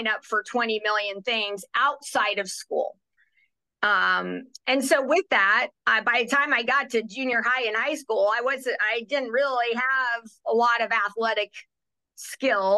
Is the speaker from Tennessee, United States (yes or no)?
no; Kearney, Nebraska, United States; moved away; also born or lived in Arizona; I am from Nebraska, born and raised in Kearney, Nebraska